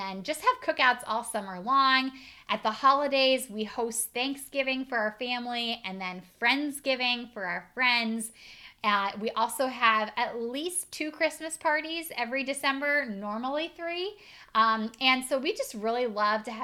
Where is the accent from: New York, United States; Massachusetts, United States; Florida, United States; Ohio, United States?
Ohio, United States; Northeast; I'm from Northeast Ohio.